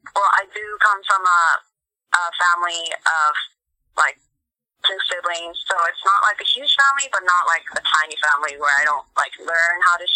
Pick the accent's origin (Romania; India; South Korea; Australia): South Korea; also born or lived in Mongolia; now in United States; So I would usually just tell people like, oh, I was born in Korea, but I lived in Mongolia, you know, that kind of little nutshell kind of thing.